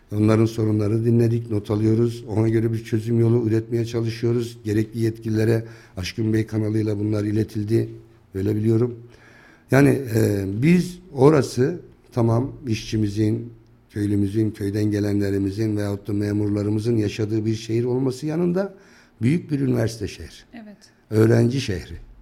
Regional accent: Akkışla, Kayseri Province, Turkey; also born or lived in Van; 1965 e, Kayseri Akkışla doğumluyum. İlkokulu Akkışla'da okuduktan sonra

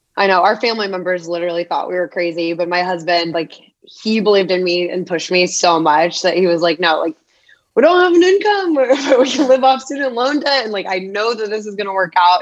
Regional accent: Phoenix, Arizona, United States; Born and raised in Arizona

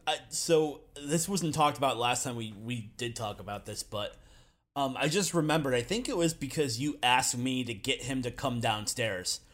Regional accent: Michigan, United States; also born or lived in Central Ohio; now in Ohio, United States; I am from Michigan, but I now currently reside in Central Ohio

